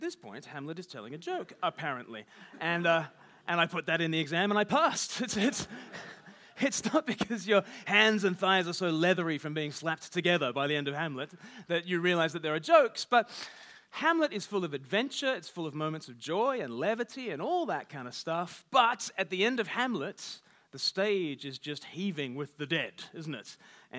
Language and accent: English; Australia; accent: half Australian, half English; now in United Kingdom; But I grew up in Australia. I've lived half my life in the UK, give or take the odd deportation, but mainly.